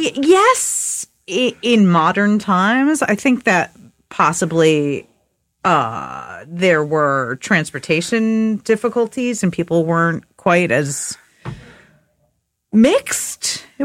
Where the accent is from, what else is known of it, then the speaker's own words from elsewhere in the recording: New York City, New York, United States; growing up in New York and writing graffiti.